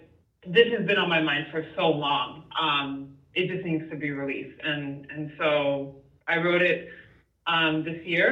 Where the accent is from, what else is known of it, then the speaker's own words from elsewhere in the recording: New York City, New York, United States; growing up in Harlem during the 90s